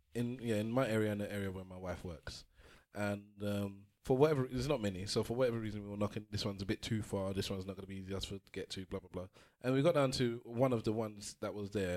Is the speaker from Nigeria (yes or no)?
yes; Nigeria; now in England; I'm Nigerian.